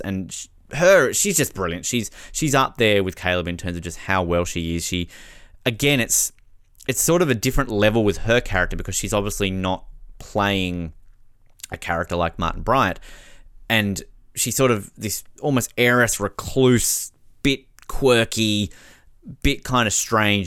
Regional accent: Tasmania, Australia; my home state of Tasmania

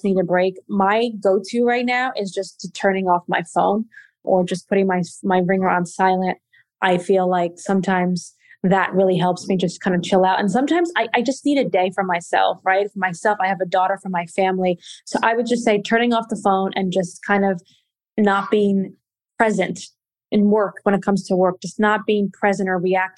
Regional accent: Portugal; moved away; I am from Portugal

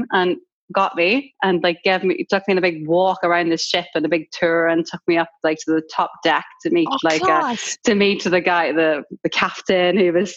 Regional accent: Ireland; moved away as an adult; now in London, United Kingdom; it obviously says that I'm Irish in my bio

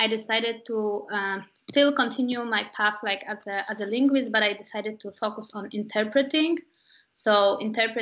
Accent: Warsaw, Masovian Voivodeship, Poland; moved away as an adult; also born or lived in Vienna, Austria; now in Berlin, Germany; I'm Polish, and I've been working in Zalando since 2 years now. I'm originally from Warsaw

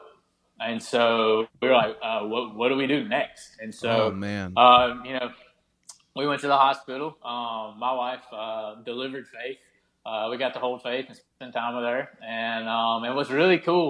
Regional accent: the South, United States; I am from the South and I am in the military

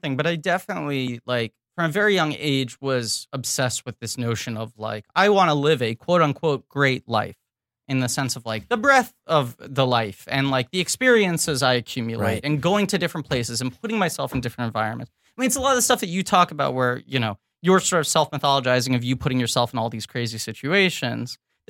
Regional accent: New York City, New York, United States; Dave and I both spent our entire lives in New York City. We never lived anywhere else.

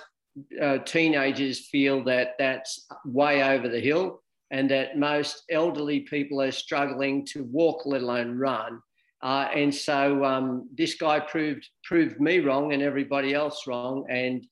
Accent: Sydney, New South Wales, Australia; I grew up in the western suburbs of Sydney, so just a regular suburban kid

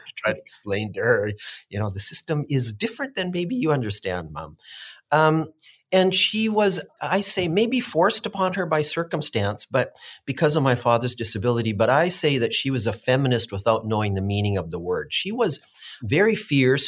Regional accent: Williams Lake, British Columbia, Canada; being able to be born here and raised here

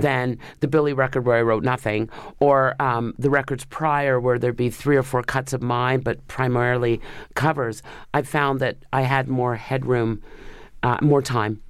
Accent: Canada; I'm a Canadian

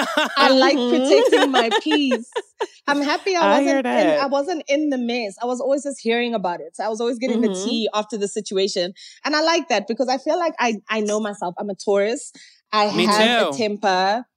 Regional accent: Zimbabwe; also born or lived in Kenya; I'm originally from Zimbabwe. I went to high school in Kenya, Nairobi.

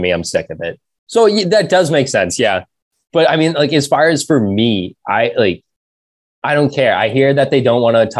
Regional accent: South Shore, Massachusetts, United States; I'm from the South Shore.

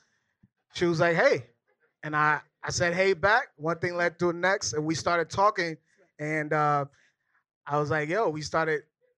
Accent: Minneapolis, Minnesota, United States; moved away as an adult; now in New York, United States; Minnesota represent. I'm from Minnesota, Minneapolis.

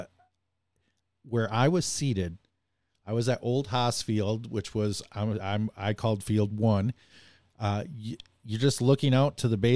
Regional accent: Bay City, Michigan, United States; I grew up in a city called Bay City, Michigan

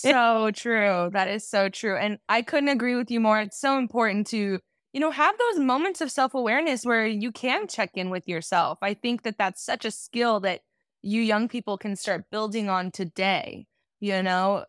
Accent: Garden Grove, California, United States; moved away as an adult; now in Los Angeles, United States; I'm actually from a small town in Orange County. I guess it's not that small, but it's called Garden Grove. Went to Garden Grove High School

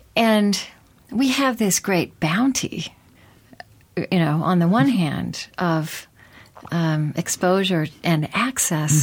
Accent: Oklahoma, United States; I grew up Southern Baptist in Oklahoma

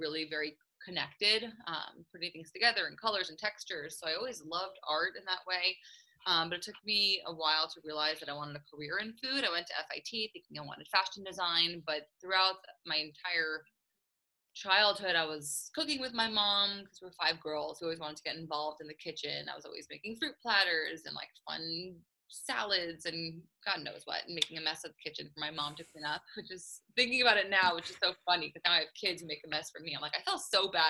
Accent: St. Louis, Missouri, United States; also born or lived in Israel; I grew up in St. Louis.

